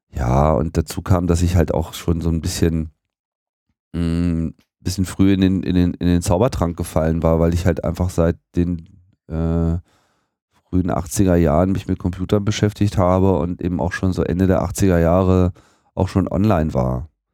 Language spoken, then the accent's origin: German; near Hanover, Lower Saxony, Germany; moved away as an adult; also born or lived in Hamburg; now in Berlin, Germany; in Niedersachsen, in der Nähe von Hannover